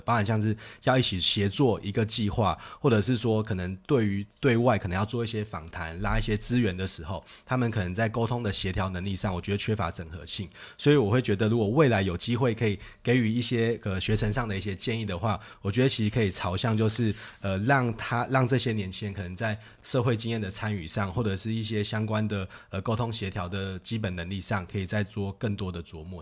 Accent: Taoyuan, Taiwan; 跟我一样成长在桃园的

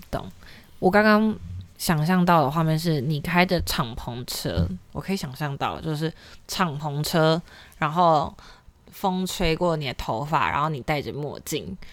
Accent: Taipei, Taiwan; also born or lived in Yilan; 我是算是北部长大的小孩，我是嗯。宜兰出生，然后台北长大

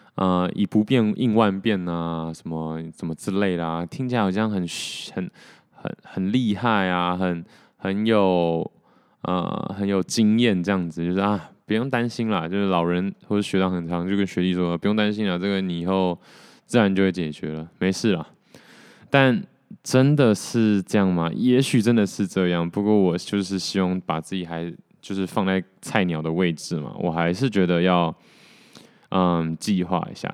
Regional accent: Taiwan; accent: 台味 (Taiwanese flavour); 跟我一样就是土生土长的台湾人

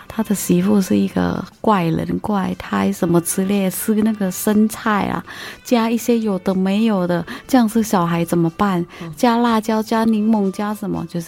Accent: Thailand; now in Taiwan; 我来自泰国，

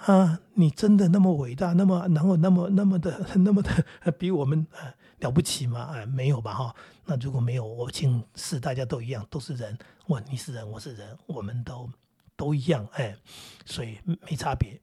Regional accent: Daxi, Taoyuan, Taiwan; 我是桃园人，或者我是大溪人

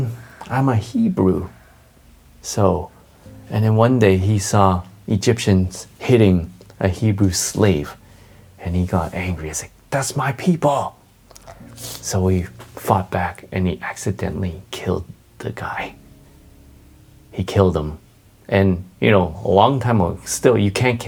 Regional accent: Canada; I'm from Canada, I'm Canadian.

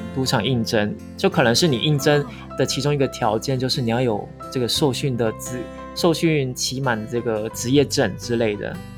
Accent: Taiwan; moved away as an adult; now in Philippines; 我们台湾人

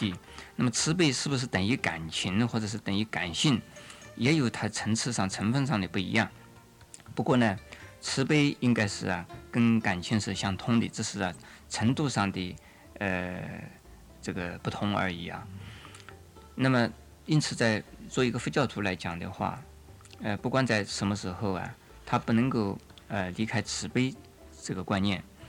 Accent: China; 应该像我们中国人呢，呃，常常在新年里讲了一句话：“恭喜发财。”

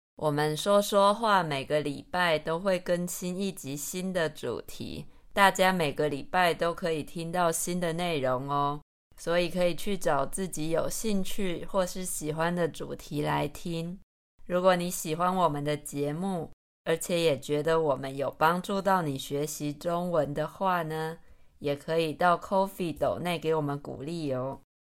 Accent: Taichung, Taiwan; 身为台中人

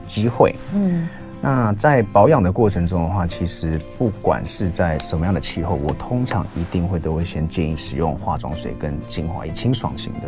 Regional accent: United States; accent: accent of someone who grew up in America; moved away as an adult; now in Taiwan; 我在台湾出生，嗯。那我后来是跟母亲去美国，所以我在美国，嗯。呃，生活了十五年

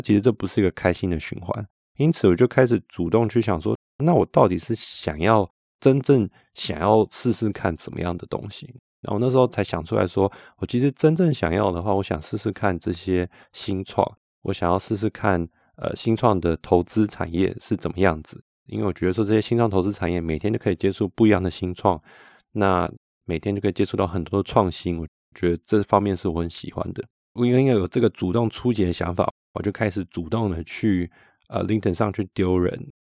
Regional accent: Taiwan; now in Switzerland; 所以我们那时候就决定要先回台湾

